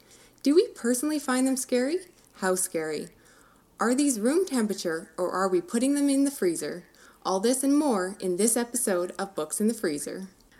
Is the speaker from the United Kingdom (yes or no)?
no; Canada; full disclosure, I'm Canadian over here.